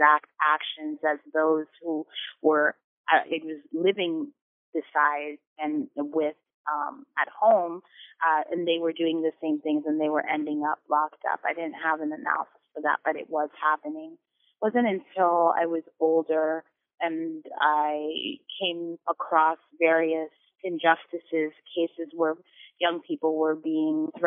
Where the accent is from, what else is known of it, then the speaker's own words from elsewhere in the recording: New York City, New York, United States; moved away as an adult; also born or lived in Chicago; I grew up here in New York City on the Lower East Side.